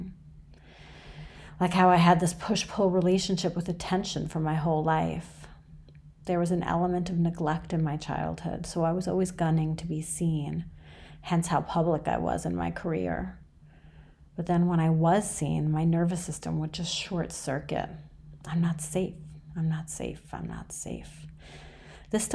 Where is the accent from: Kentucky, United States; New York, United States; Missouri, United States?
New York, United States; New York City; born or raised there; also born or lived in Iran